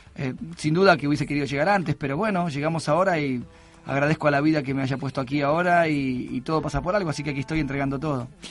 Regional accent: Argentina; Argentina, que es mi país natal

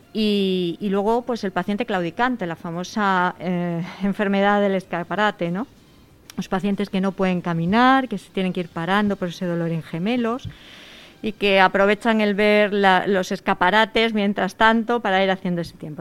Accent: Seville, Andalusia, Spain; moved away as an adult; now in Madrid, Spain; Yo soy sevillana, y estudié.

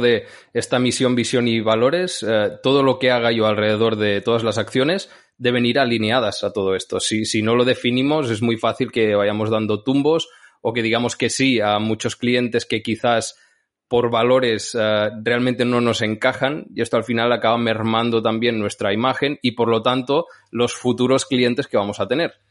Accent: Santa Pau, Catalonia, Spain; de Santa Pau, de mi pueblo

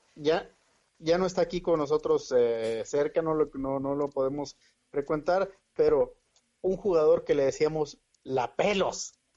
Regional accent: Tamaulipas, Mexico; Soy tamaulipeco

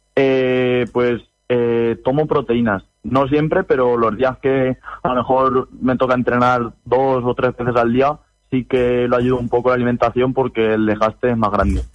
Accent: Motilla del Palancar, Castilla-La Mancha, Spain; moved away as an adult; now in Valencia, Spain; yo vivo en Valencia, bueno, estoy estudiando aquí, soy de Motilla

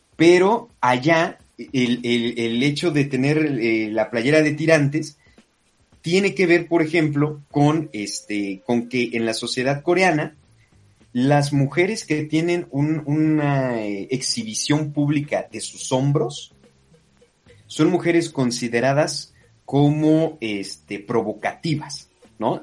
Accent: Mexico; moved away; los latinoamericanos, los mexicanos en concreto y mexicanas

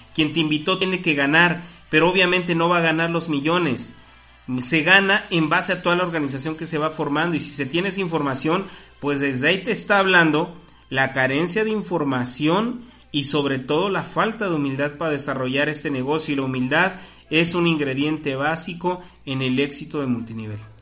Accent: Mexico; como mexicanos tenemos absolutamente todas las oportunidades

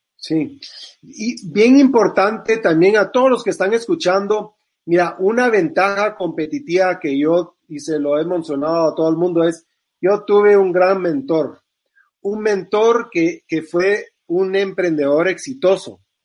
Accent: Guatemala; yo como guatemalteco

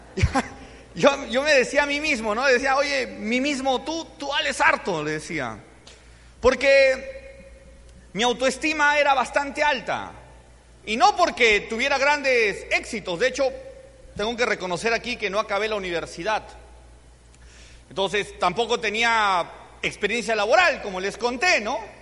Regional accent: Cusco, Peru; yo soy de Cusco

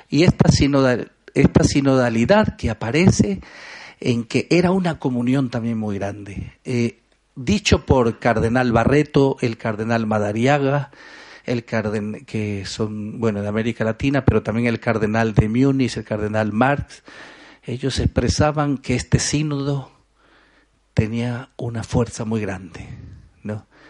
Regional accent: Ecuadorian coast, Ecuador; yo soy costeño

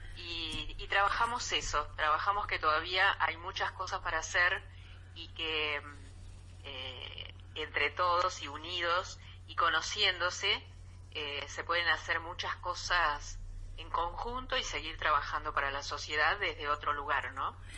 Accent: Colonia del Sacramento, Colonia, Uruguay; moved away as an adult; now in Buenos Aires, Argentina; Uruguay, que es mi país, ¿no? Sí, Aunque sí, resido hace 34 años en Buenos Aires.

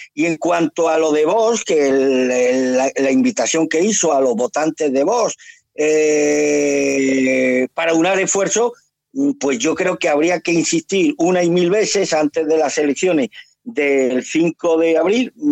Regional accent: Spain; also born or lived in Andalusia

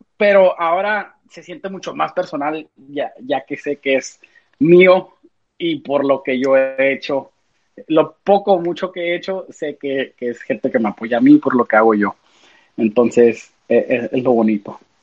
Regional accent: United States; somos músicos de acá, de Estados Unidos

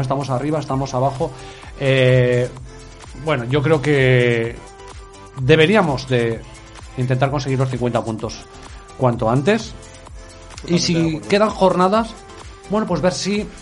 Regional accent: Utebo, Aragon, Spain; mi pueblo

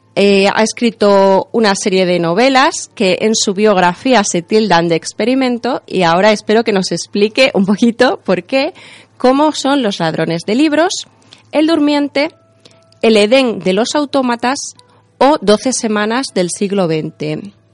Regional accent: Extremadura, Spain; como, extremeños

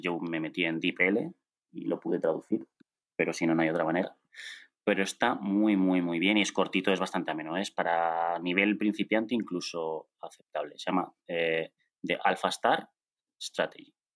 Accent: León, Castile and León, Spain; soy de León

